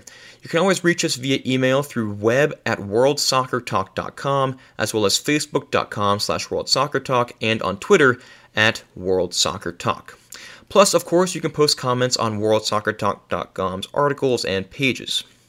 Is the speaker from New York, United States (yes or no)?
no; St. Petersburg, Florida, United States; I'm personally from St. Petersburg, so we have the Tampa Bay Rowdies.